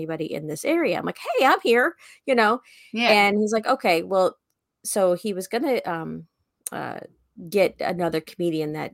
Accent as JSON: {"language": "English", "region": "Tornado Alley", "country": "United States", "said": "I'm from Tornado Alley"}